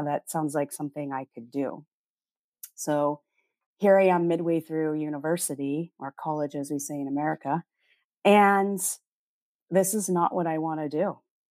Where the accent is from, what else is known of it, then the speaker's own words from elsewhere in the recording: Oregon, United States; moved away as an adult; also born or lived in North Dakota / Portland, Oregon; now in Manila, Philippines; I was born in North Dakota, but but I was raised in Oregon and that's where I spent my time.